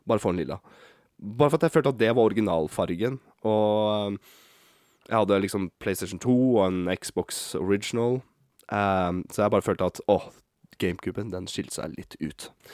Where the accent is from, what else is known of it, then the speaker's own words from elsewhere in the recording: Bodø, Nordland, Norway; accent: northern Norwegian; moved away; jeg er født opp i Bodø. Så jeg kan prøve å slå om uh, eh, dialekta mi